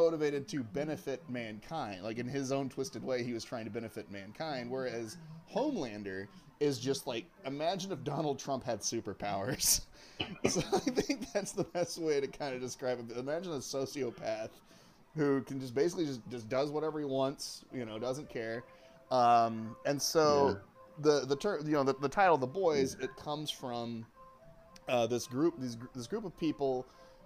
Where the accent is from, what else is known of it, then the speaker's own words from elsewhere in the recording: Oklahoma, United States; You and I grew up in Oklahoma